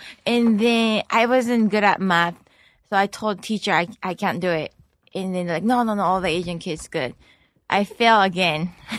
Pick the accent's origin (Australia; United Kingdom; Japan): Japan; Tokyo; now in United States; I was born in Tokyo.